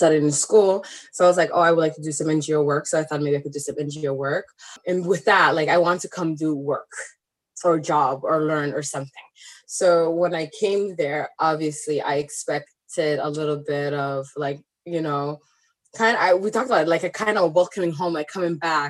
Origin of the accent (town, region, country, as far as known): Ottawa, Ontario, Canada; born or raised there; first language Somali; English is a second language; also born or lived in Somalia